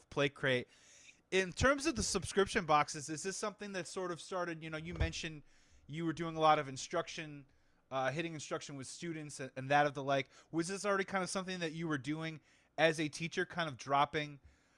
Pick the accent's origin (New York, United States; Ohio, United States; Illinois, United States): Illinois, United States; Chicago; growing up in Chicago in the wintertime